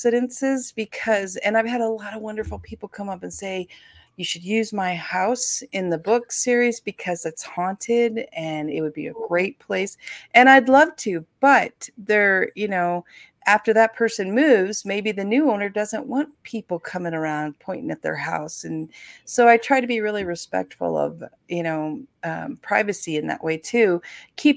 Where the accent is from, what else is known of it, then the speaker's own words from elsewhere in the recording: Northwest Ohio, United States; also born or lived in Deadwood, South Dakota; I grew up in Deadwood, just like I grew up in, you know, part of the time in Northwest Ohio